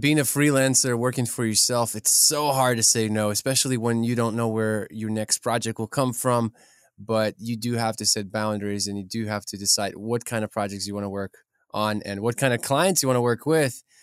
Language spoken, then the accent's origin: English; Ukraine; we're from Ukraine, me and Sergey both